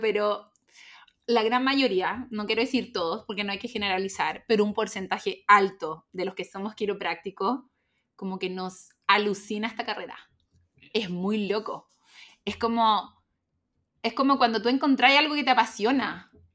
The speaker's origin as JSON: {"language": "Spanish", "area": "Calera de Tango", "region": "Santiago Metropolitan Region", "country": "Chile", "said": "vivía en el campo, en Calortango"}